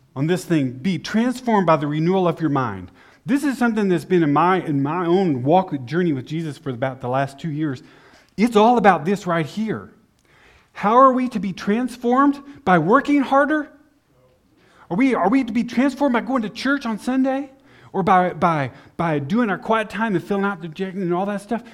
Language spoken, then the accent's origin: English; Amarillo, Texas, United States; moved away as an adult; also born or lived in El Paso, Texas; now in Austria; I grew up in Amarillo